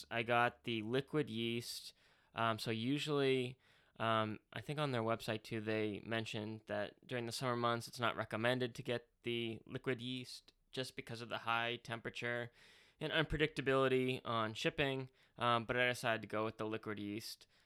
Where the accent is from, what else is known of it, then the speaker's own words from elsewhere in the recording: England, United Kingdom; Nothing against English people. I'm English, but you know